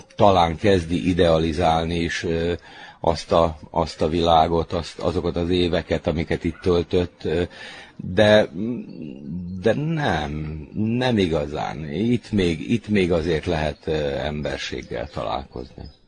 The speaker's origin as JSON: {"language": "Hungarian", "town": "Čoka", "region": "Vojvodina", "country": "Serbia", "tie": "born or raised there", "also_born_or_lived": "Novi Kneževac", "said": "Itt töltöttem a, a gyerekkorom nagy részét, ugye az általános iskolát, itt fejeztem be"}